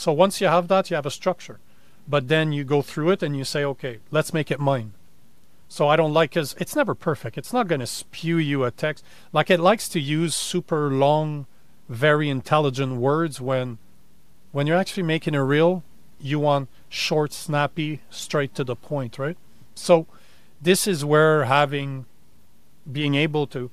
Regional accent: Canada; now in United States; I'm Canadian

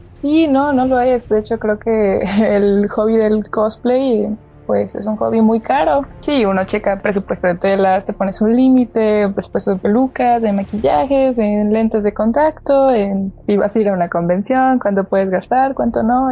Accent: Córdoba, Veracruz, Mexico; also born or lived in Xalapa, Veracruz; aquí de donde soy, este, mi, casa, su casa, en Córdoba, Veracruz.

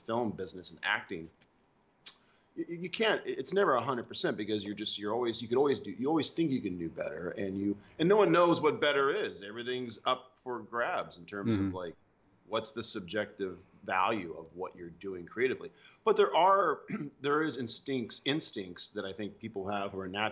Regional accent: Alabama, United States; also born or lived in Seattle; now in Los Angeles, United States; I was born in Alabama, which is a very southern state, United States

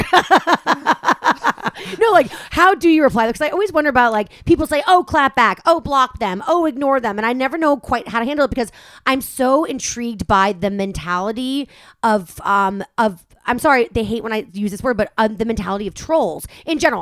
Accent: Los Angeles, California, United States; I live here, this is my hometown, I'm from here

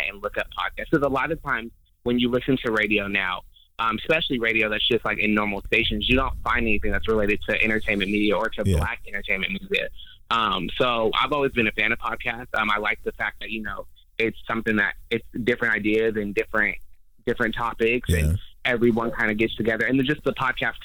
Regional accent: Denver, Colorado, United States; moved away as an adult; also born or lived in New York; now in Las Vegas, United States; I'm originally from Denver, Colorado

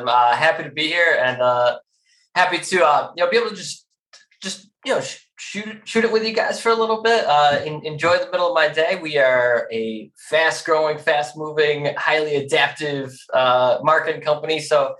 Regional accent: Buffalo, New York, United States; moved away as an adult; also born or lived in Atlanta, Georgia; I'm originally from Buffalo, New York. So when I say I'm from New York, people always immediately think, oh, he's from the city. No, I'm like practically Canadian. So Buffalo for me growing up, the big city was always Toronto

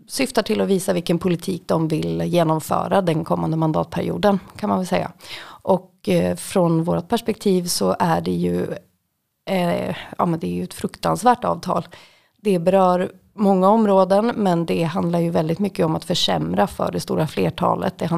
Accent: Västmanland, Sweden; det ligger då också utanför Västerås som är väldigt nära där jag kommer ifrån.

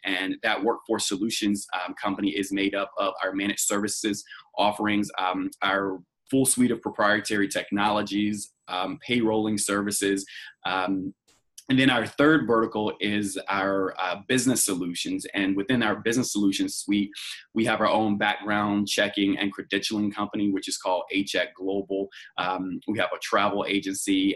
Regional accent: Roanoke Rapids, North Carolina, United States; now in Los Angeles, United States; I'm originally from a small town in North Carolina called Roanoke Rapids, North Carolina, in Halifax County, um, and now I live in Los Angeles, California

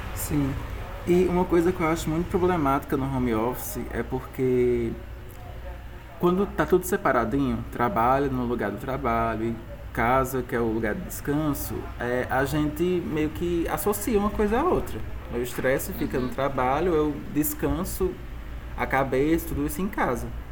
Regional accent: Tarrafas, Ceará, Brazil; also born or lived in Juazeiro do Norte; eu vim para Tarrafas, que é minha terrinha

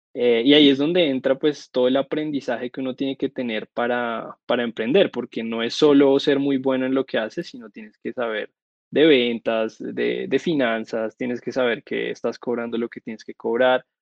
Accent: Colombia; Yo vivo en Bogotá, soy de Colombia

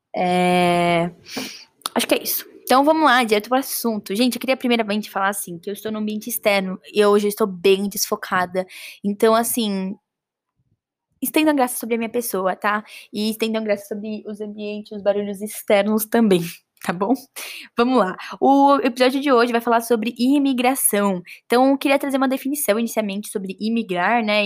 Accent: Brazil; não só parte da minha raiz como pai e mãe, mas raiz como brasileira também

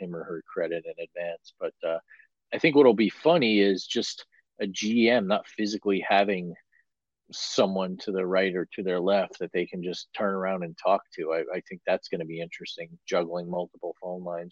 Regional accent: United States; moved away; growing up near New York for the vast majority of my younger part of my life

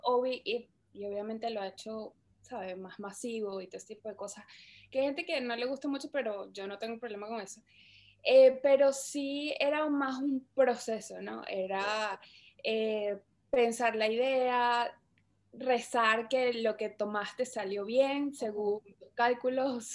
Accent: Caracas, Capital District, Venezuela; moved away; yo soy de Caracas, Venezuela. Eh, estu-, bueno, viví en Venezuela casi toda mi, toda mi infancia

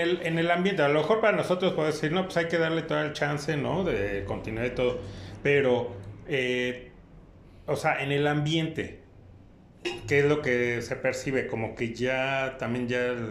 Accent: Mexico; a nosotros como mexicanos

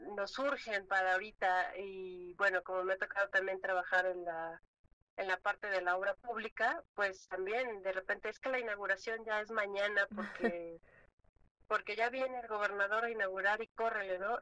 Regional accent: Mexico; los mexicanos tenemos esa chispa

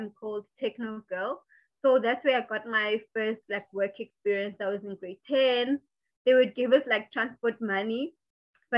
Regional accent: South Africa; I grew up in Freedom Park, which was back then in my childhood, it was like an informal settlement. But now it's like a formal township.

